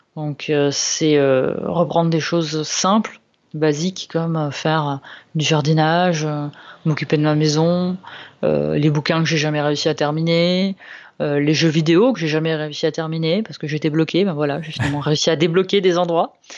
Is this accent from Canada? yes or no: no; Lombardy, Italy; now in France; je viens de, de Lombardie